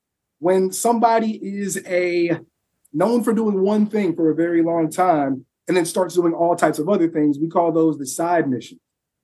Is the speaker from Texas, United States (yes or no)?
yes; San Antonio, Texas, United States; I grew up in San Antonio.